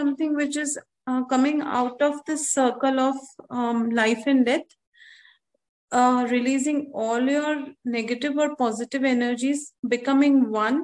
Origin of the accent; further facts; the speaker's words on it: Bangalore, Karnataka, India; I'm from Bangalore, basically